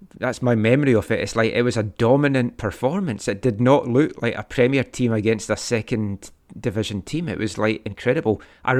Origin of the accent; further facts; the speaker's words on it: Glenrothes, Scotland, United Kingdom; I grew up in Glenrothes, and we didn't have a car